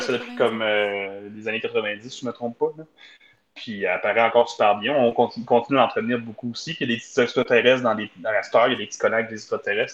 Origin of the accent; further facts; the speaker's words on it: Hearst, Ontario, Canada; je suis né direct dans Hearst